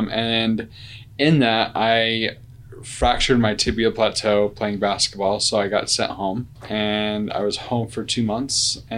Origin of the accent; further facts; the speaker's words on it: Syracuse, Utah, United States; I grew up in Utah, Syracuse, Utah, and in kind of a farming community.